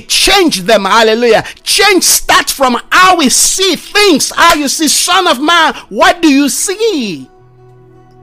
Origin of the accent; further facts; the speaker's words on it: Nigeria; I come from Nigeria.